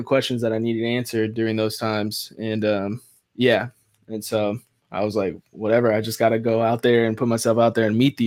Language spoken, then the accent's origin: English; Vancouver, Washington, United States; moved away as an adult; also born or lived in Los Angeles, California; Born and raised in Vancouver, Washington